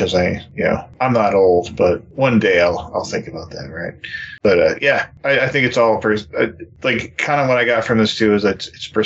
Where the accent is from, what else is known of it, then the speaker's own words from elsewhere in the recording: New York, United States; now in Texas, United States; we're from New York